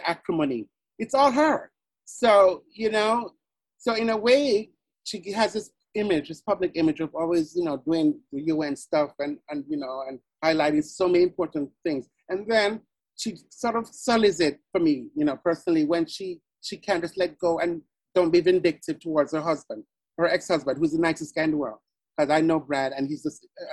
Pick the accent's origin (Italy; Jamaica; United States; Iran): Jamaica; moved away; back in Jamaica, being on the quiz team was like being on American Idol, because it was a quiz competition amongst all the high